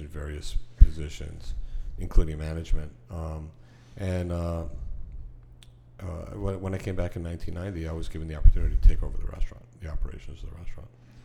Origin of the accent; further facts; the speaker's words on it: Miami Beach, Florida, United States; growing up in Miami Beach, when I was a kid